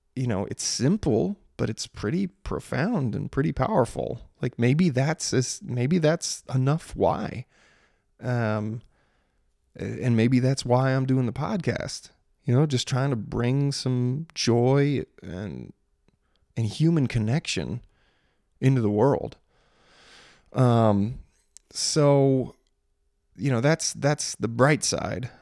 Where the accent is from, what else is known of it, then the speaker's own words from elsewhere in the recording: Maryland, United States; growing up in Maryland